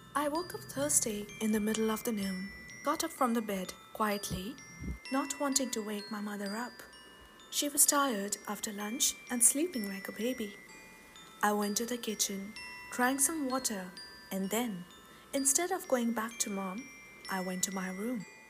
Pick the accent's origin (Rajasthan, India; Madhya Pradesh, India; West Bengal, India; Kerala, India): Madhya Pradesh, India; Bhopal; Bhopal, a city in central India which happens to be my hometown.